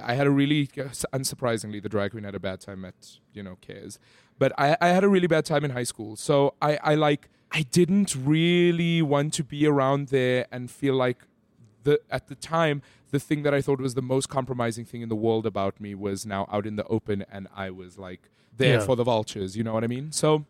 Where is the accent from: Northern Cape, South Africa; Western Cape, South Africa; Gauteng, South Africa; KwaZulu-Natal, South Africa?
Gauteng, South Africa; Johannesburg; In Greenside.